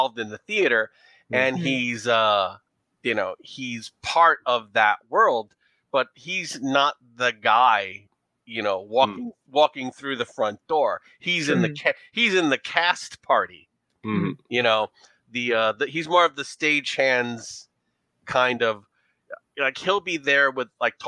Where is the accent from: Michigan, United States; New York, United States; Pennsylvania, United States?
New York, United States; New York City; accent: New York; also born or lived in Brooklyn; I was born in Brooklyn and raised in Queens. So this is my New York.